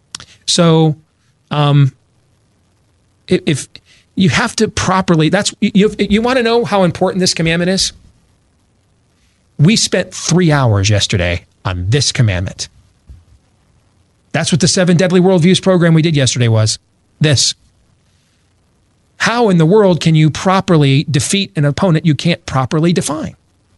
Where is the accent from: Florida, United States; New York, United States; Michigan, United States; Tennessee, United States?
Michigan, United States; I grew up in Michigan.